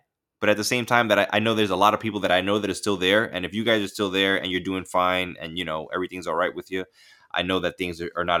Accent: Bronx, New York, United States; They can't believe that I came from the Soundview section of the Bronx and that I lived in the hood

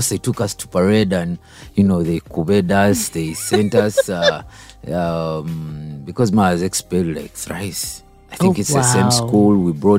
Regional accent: Kampala, Central Region, Uganda; also born or lived in Kashari, Uganda; I grew up from around Kampala, Chitintale

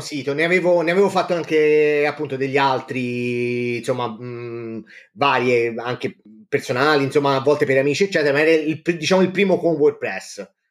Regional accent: Livorno, Tuscany, Italy; vengo da Livorno, ci vivo insomma da quasi sempre

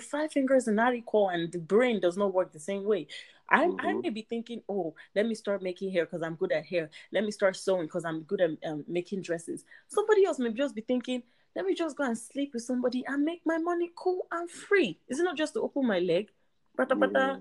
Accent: Nigeria; I'm Nigerian

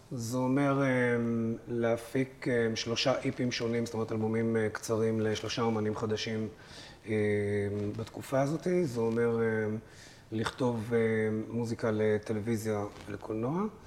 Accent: Haifa, Haifa District, Israel; אני גדלתי בנווה שאנן בחיפה

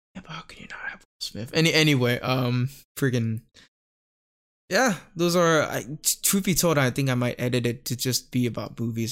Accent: Bangkok, Thailand; growing up in Thailand, kinda rural part of Thailand

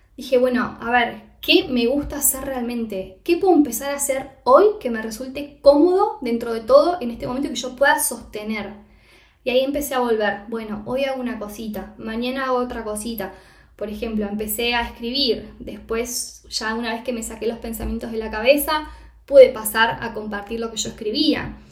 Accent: Argentina; moved away as an adult; also born or lived in Costa Rica / Mexico; now in Castellón de la Plana, Spain; Yo me mudé, me fui de Argentina, mejor dicho, en enero del 2022 de este año

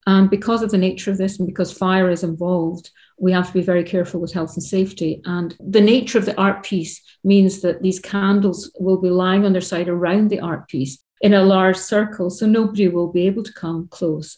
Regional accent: Scotland, United Kingdom; I grew up in Scotland

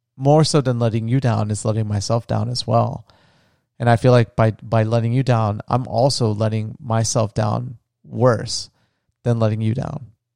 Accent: Florida, United States; moved away; my home, where I grew up on the beach in Florida

